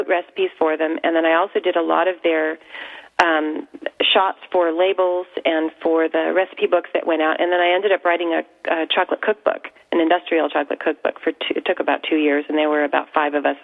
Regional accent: California, United States; also born or lived in New York / Los Angeles / Santa Barbara; I grew up in California

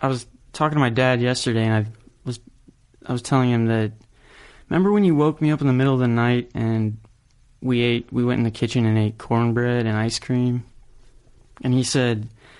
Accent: Kansas City, United States; born there; also born or lived in California; Yeah, I was born in Kansas City.

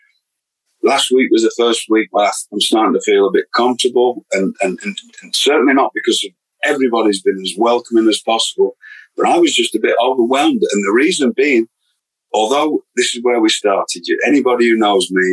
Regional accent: United Kingdom; moved away as an adult; I came from Britain

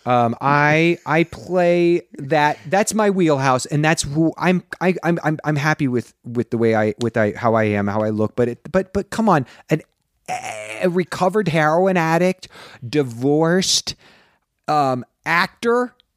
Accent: Kansas City, United States; the Kansas City Royals, which were my hometown team

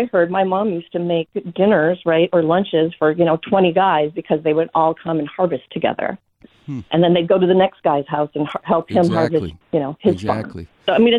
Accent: Minneapolis, Minnesota, United States; moved away as an adult; also born or lived in New York City; I grew up in Minneapolis, Minnesota.

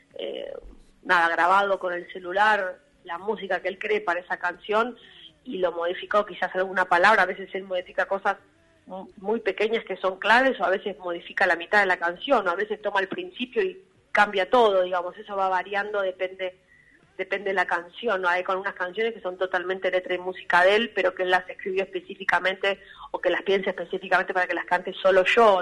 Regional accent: Buenos Aires, Argentina; somos todos de Buenos Aires, pero de capital

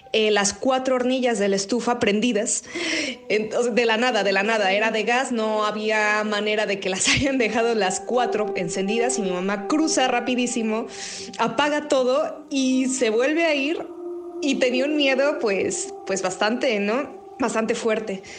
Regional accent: Mexico City, Mexico; yo cuando era pequeña y estábamos en la Ciudad de México, vivíamos en una colonia que se llama La del Valle

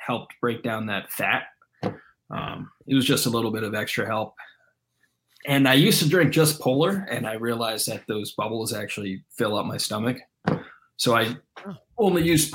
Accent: Providence, Rhode Island, United States; now in Philadelphia, United States; I'm from Providence, Rhode Island

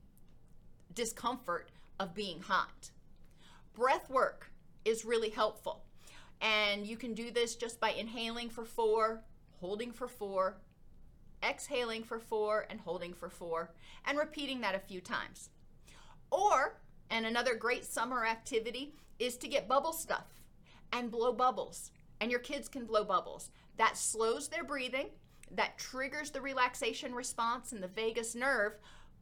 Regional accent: Florida, United States; now in Middle Tennessee, United States; I grew up in Florida

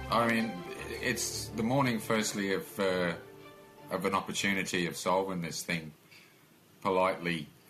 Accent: England, United Kingdom; I mean, as an English person myself, I grew up the Queen's always been there

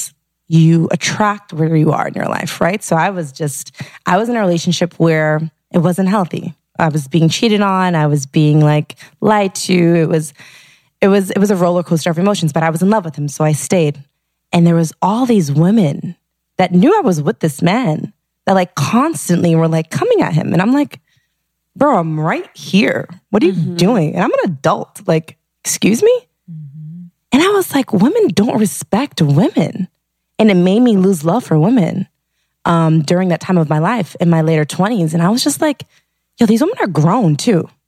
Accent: Gardner, Massachusetts, United States; moved away; I'm from Gardner, Mass, small town, like an hour outside of Boston

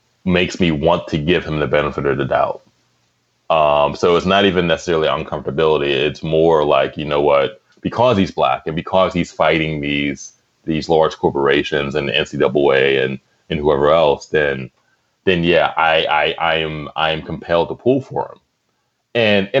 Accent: Penn Hills, Pennsylvania, United States; we're from Penn Hills, which is a close suburb of Pittsburgh

